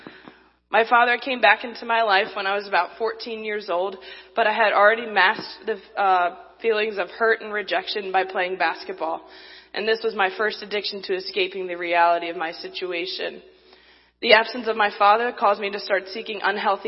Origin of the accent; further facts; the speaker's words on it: Baltimore, Maryland, United States; I'm from Baltimore, Maryland.